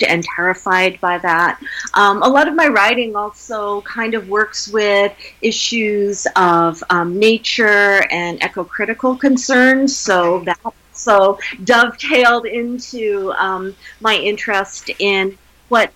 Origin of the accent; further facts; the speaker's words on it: Wyoming, United States; I grew up in Wyoming in the foothills of the Rocky Mountains